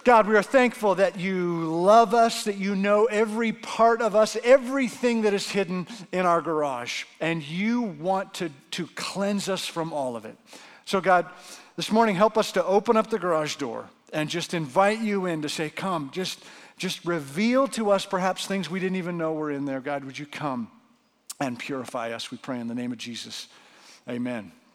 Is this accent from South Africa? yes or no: no; Canada; now in Arizona, United States; as a Canadian